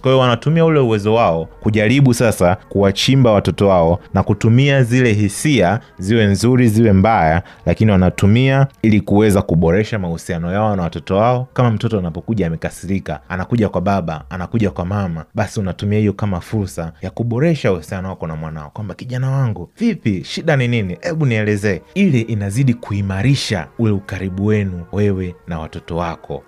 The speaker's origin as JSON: {"language": "Swahili", "country": "Tanzania", "tie": "born or raised there", "said": "wale ambao tumelelewa hapa Tanzania"}